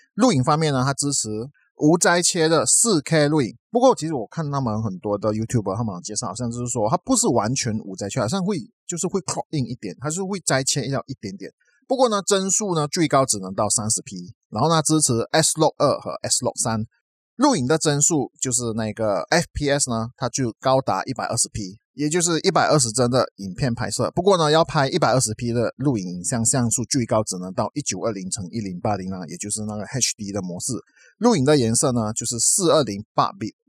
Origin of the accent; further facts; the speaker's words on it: Malaysia; 我们马来西亚这边的那个疫情呢，都还是几万个确诊人数